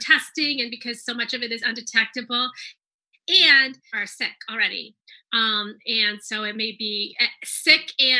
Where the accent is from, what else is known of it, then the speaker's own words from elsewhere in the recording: Maryland, United States; moved away; I grew up in Maryland, but I left and then I came back